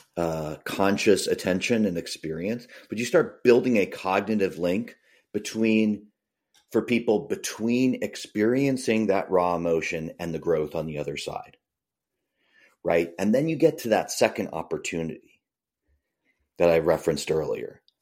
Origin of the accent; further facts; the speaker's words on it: Boston suburbs, Massachusetts, United States; I grew up in the Boston suburbs